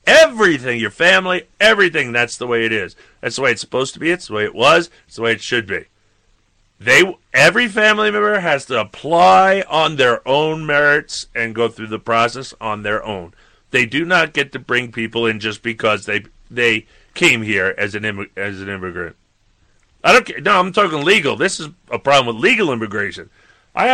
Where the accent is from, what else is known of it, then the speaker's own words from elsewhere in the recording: Michigan, United States; Anyway, we're from Michigan.